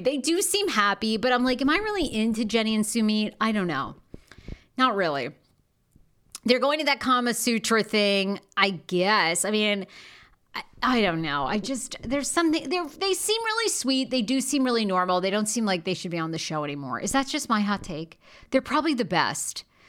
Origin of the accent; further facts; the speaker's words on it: Maine, United States; accent: New York; also born or lived in Washington, D.C.; now in Los Angeles, United States; I'm from Maine